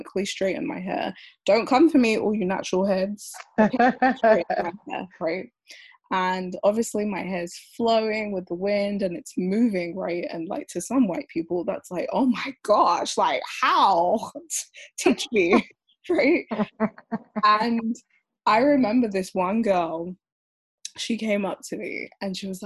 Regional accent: London, United Kingdom; born or raised there

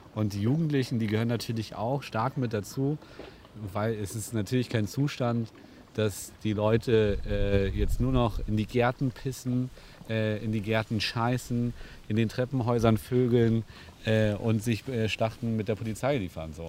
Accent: Hamburg, Germany; wir als Hamburger

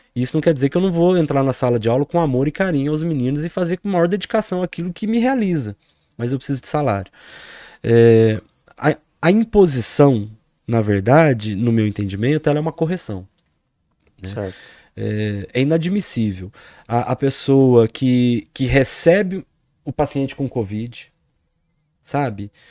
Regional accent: Poços de Caldas, Minas Gerais, Brazil; sou de Poços de Caldas

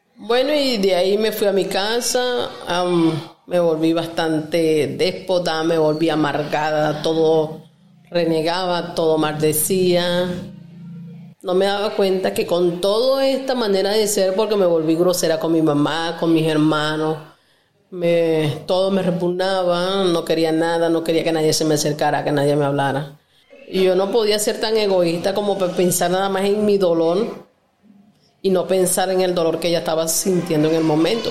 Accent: Torres municipality, Lara, Venezuela; moved away as an adult; now in Ecuador; soy de Venezuela, del estado Lara, municipio Torre. Actualmente me encuentro en Ecuador.

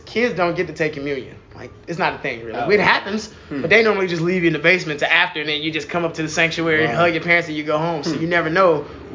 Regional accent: Columbus, Ohio, United States; moved away; also born or lived in Compton, California; I'm from the south side of Columbus

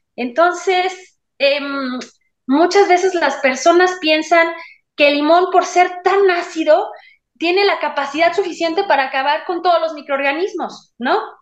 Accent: Mexico; soy mexicana

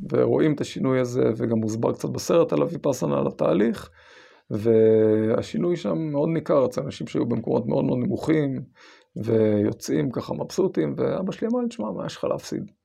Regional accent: Israel; אני גדלתי בקיבוץ של שומר צעיר עד אה, אחרי הצבא.

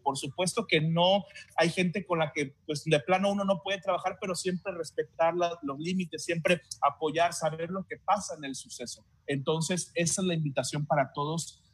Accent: Tabasco, Mexico; yo al menos que soy tabasqueño y que tengo viviendo en Tabasco muchos años

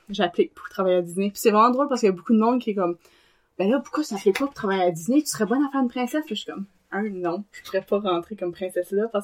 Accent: Acadia, Canada; Puis là moi à chaque fois que je m'inscris, je leur dis je suis acadienne.

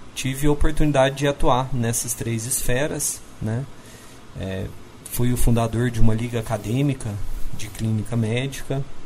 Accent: Uberlândia, Minas Gerais, Brazil; eu sou natural de Uberlândia, depois eu acabei fazendo vestibular de novo, voltei para minha cidade

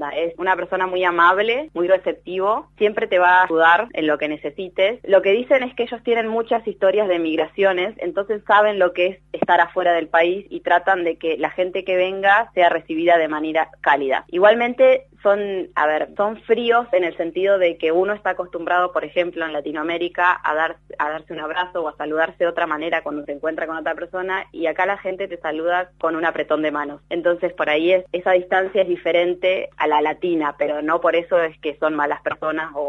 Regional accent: Argentina; now in Ireland; para mí, que vengo de Argentina, donde los precios cambian todo el tiempo en relación al supermercado

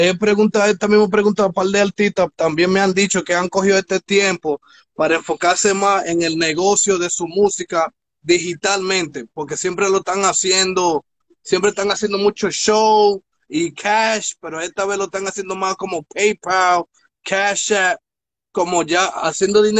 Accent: Newark, New Jersey, United States; yo, soy de Newark. Yo soy de Newark.

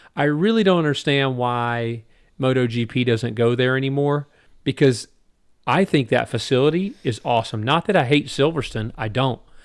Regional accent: United States; I'm saying that as an American fan

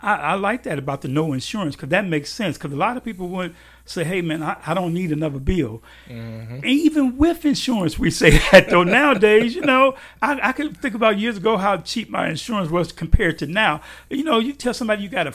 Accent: Chicago, Illinois, United States; moved away; I grew up in Chicago.

